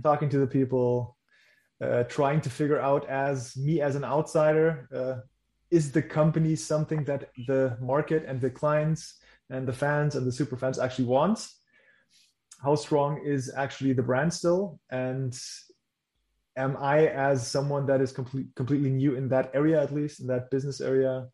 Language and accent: English; Germany; English is a second language; my first language is not English. So I was born in Germany